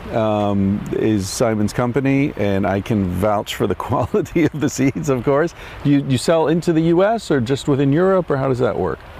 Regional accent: Pennsylvania, United States; I grew up in Pennsylvania

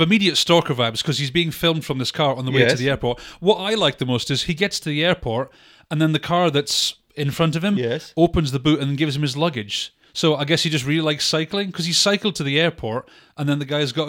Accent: United Kingdom; because we are the British.

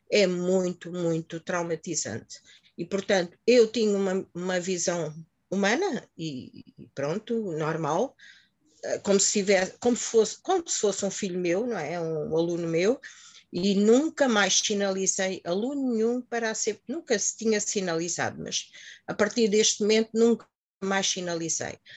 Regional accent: Mozambique; now in Portugal; vim de Moçambique em que ali vivia-se de uma maneira completamente diferente. Agora aqui em Portugal, que já estou há 40 anos, estou mais tempo aqui em Portugal do que em Moçambique

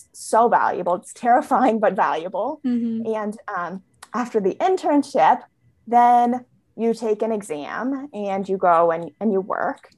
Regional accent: California, United States; I was born and raised in California.

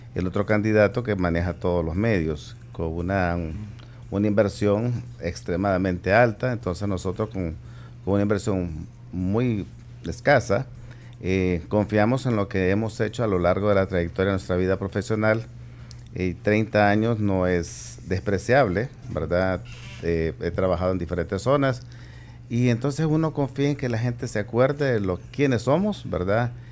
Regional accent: Santa Tecla, La Libertad, El Salvador; moved away as an adult; also born or lived in San Salvador; now in San Miguel, El Salvador; soy originario de Santa Tecla

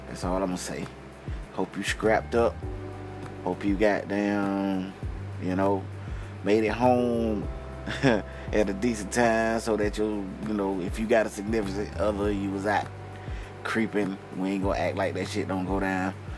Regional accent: outside of Atlanta, Georgia, United States; I'm from like outside of Atlanta. I'm from like an hour and 30 minutes outside of Atlanta

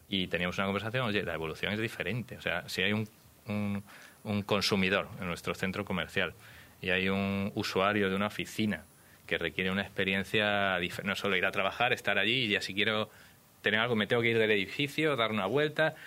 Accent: Badajoz, Extremadura, Spain; Yo soy extremeño, de Badajoz

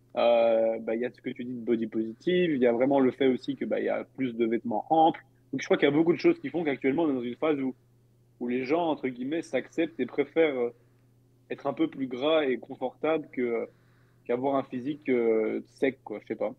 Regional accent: Belgium; je suis belge

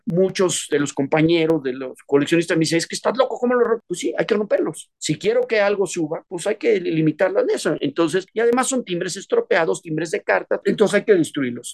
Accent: Mexico; Yo soy mexicano

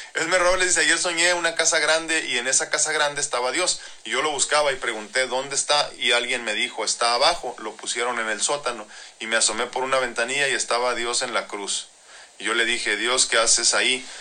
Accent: Mexico

